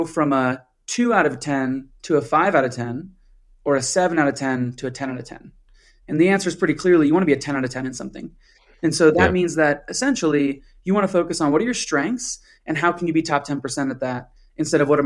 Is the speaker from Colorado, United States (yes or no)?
yes; Colorado, United States; I'm from Colorado